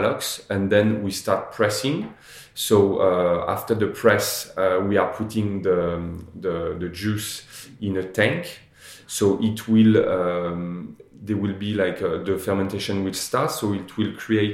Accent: Normandy, France; I grew up in Normandy at the Chateau de Sassy

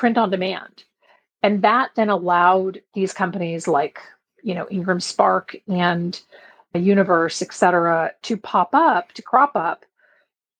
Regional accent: Belgium; now in San Diego, United States; I grew up in Belgium. I was there for 10 years. And my mom still lives there

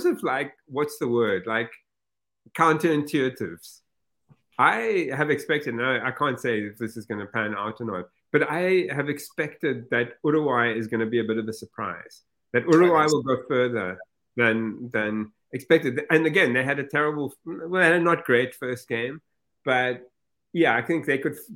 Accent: New York City, New York, United States; I'm from Brooklyn

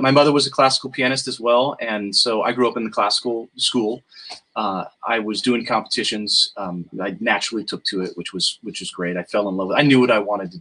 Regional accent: outside of Los Angeles, California, United States; also born or lived in Fallbrook; I grew up outside of Los Angeles

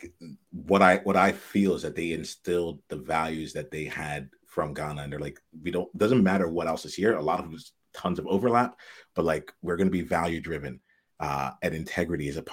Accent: outside Camden, New Jersey, United States; I grew up outside of Camden, New Jersey

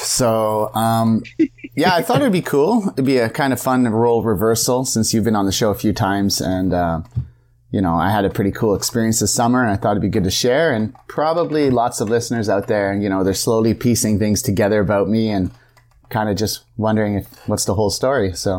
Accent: Kingston, Ontario, Canada; So I'm literally from Kingston, Canada, not upon Thames.

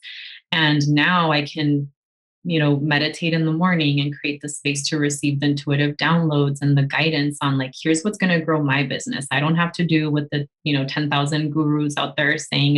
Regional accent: California, United States; I consider myself Mexican, even though I was born in the US.

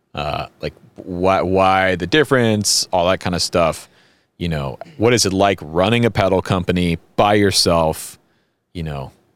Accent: the American South, United States; we're Americans from the South

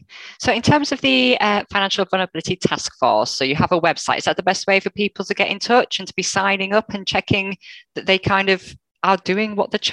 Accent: United Kingdom; accent: northern; anybody with my northern accent

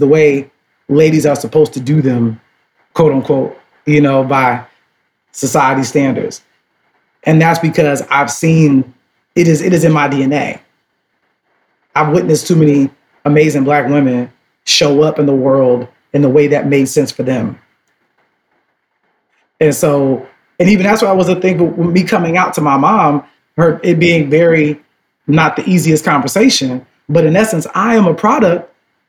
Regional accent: Chicago, Illinois, United States; I'm from Chicago because my grandmother left the South

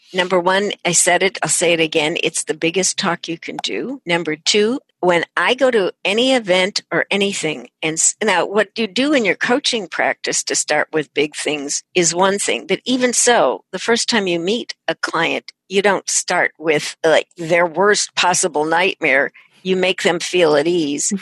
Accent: San Francisco, California, United States; I'm from San Francisco

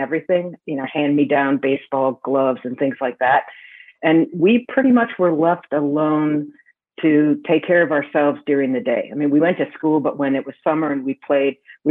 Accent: Milwaukee, Wisconsin, United States; also born or lived in Florida; I was born in Florida and I grew up in the Milwaukee area, a suburb of Milwaukee called West Dallas when I was a little kid.

